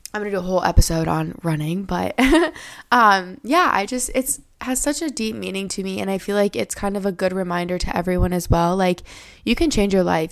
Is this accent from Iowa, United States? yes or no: yes; Iowa, United States; I live in Iowa. I was born and raised here. Lived here my whole life.